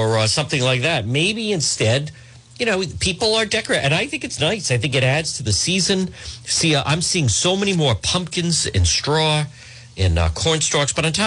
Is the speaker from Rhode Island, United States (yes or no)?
yes; Cranston, Rhode Island, United States; growing up in Edgewood, when I went to attend St. Paul's School